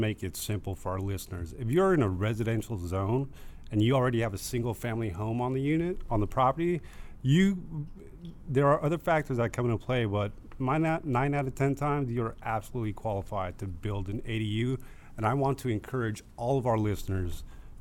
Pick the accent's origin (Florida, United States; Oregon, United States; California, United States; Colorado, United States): California, United States; Riverside; old ranch where I grew up in Riverside